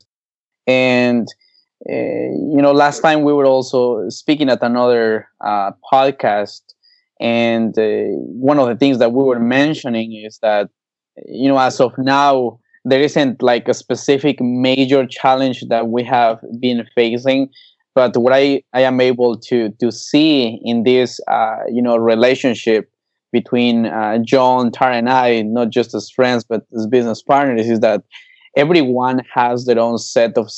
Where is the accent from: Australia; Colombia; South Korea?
Colombia; also born or lived in Norway; now in United States; growing up in Colombia, one of the things that I had to do was to bring the horses to my dad